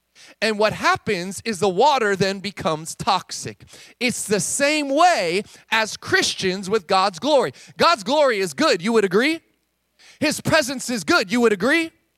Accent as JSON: {"language": "English", "region": "California", "country": "United States", "said": "I'm from California."}